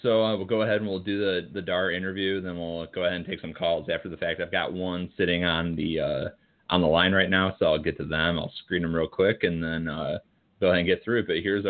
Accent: Illinois, United States; moved away; I believe this is from my home state. This would be Illinois.

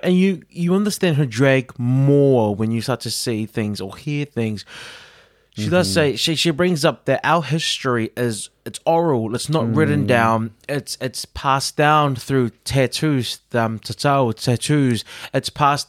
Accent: Auckland, New Zealand; I mean, we're both from South Auckland

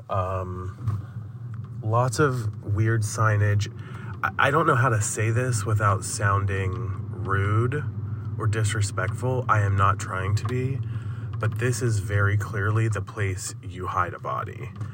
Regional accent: Western Maryland, United States; I'm from Western Maryland, and it's even more remote and desolate than some of the places I've seen in Maryland, in my hometown

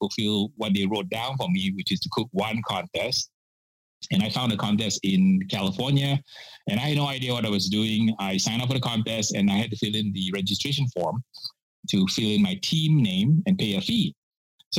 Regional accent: Penang, Malaysia; moved away as an adult; also born or lived in Singapore; now in United States; I grew up in Malaysia and from the island of Penang.

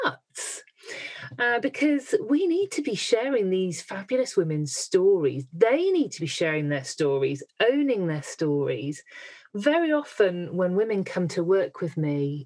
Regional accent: Midlands, United Kingdom; I'm from the Midlands

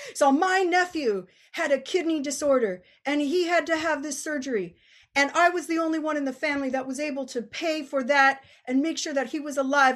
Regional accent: Bay Area, California, United States; I'm from the Bay Area.

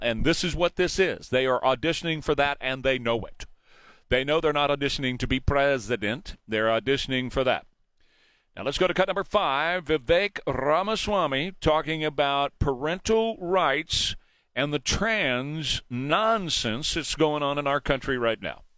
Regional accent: San Antonio, Texas, United States; I grew up in San Antonio

